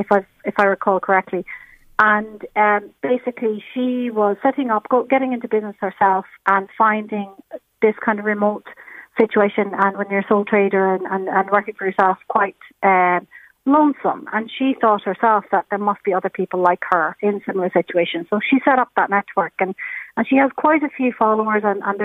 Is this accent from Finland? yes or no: yes; Helsinki, Uusimaa, Finland; English is a second language; Well, we've kind of lived all over Finland, but what we nowadays say is that we're from Helsinki and Espoo area, so the capital city area.